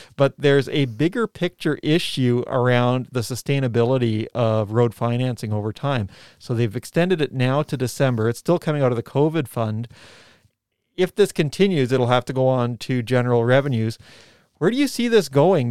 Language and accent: English; Canada; now in New Zealand; when I was a kid growing up in Canada